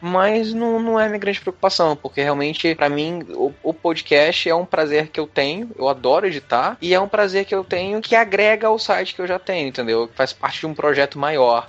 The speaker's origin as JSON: {"language": "Portuguese", "region": "Rio de Janeiro", "country": "Brazil", "said": "como eu sou carioca"}